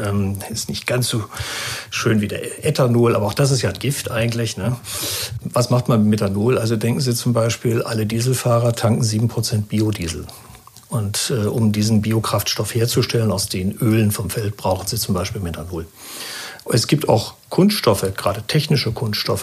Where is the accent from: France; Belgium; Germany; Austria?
Germany; als Deutscher